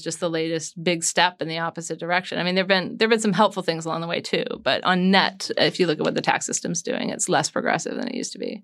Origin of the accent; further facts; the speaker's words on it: United States; being an American